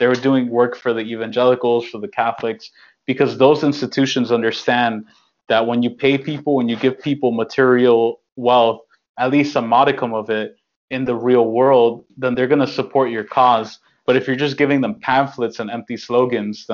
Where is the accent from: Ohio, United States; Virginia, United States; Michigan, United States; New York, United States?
New York, United States; I'm born and raised in New York